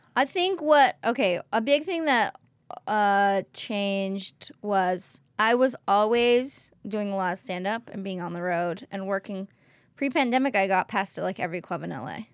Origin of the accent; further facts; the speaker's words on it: Oakland, California, United States; I'm from Oakland